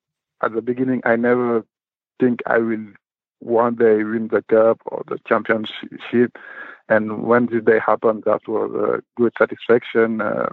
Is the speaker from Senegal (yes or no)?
yes; Dakar, Senegal; English is a second language; also born or lived in Karlak; now in Fribourg, Switzerland; Yeah, I born in Karlak, and I grew up in Dakar, there where I start basketball too. And in 2007, I joined Swiss for study, and I have opportunity to play basketball, and I do it, and now I'm in Fribourg.